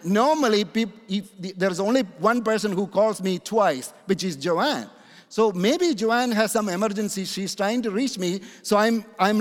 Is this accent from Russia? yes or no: no; India; also born or lived in Canada; now in United States; I'm originally born in India